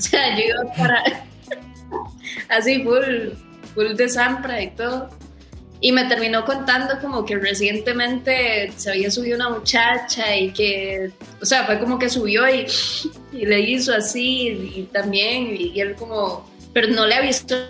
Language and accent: Spanish; Costa Rica; somos de Costa Rica